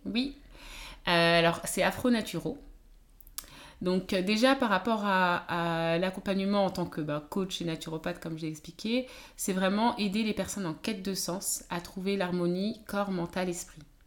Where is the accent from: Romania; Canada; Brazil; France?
France; Je suis née en France, j'ai grandi en France